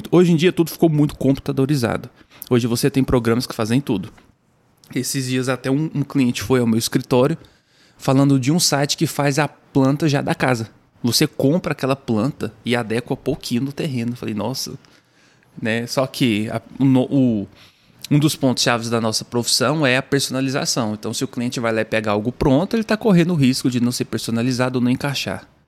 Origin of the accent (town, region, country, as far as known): Jataí, Goiás, Brazil; moved away as an adult; now in Goiânia, Brazil